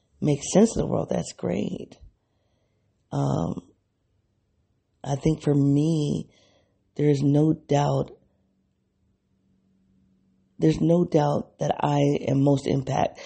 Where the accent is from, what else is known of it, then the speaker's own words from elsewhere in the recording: the North, United States; accent: Black English; first language Black English; also born or lived in the South (United States); I am from the North